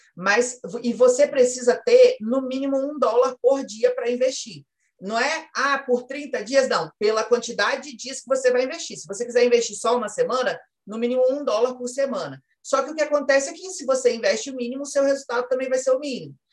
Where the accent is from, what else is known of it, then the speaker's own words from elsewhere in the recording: Espírito Santo, Brazil; eu sou do Espírito Santo.